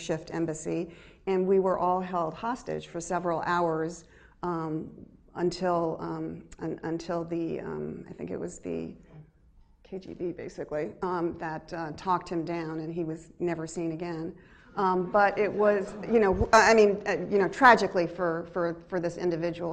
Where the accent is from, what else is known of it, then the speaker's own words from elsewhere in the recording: United States; me as an American